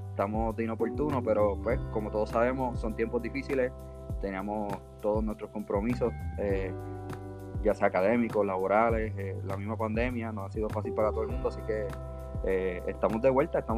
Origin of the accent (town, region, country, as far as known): Bayamón, Puerto Rico; born or raised there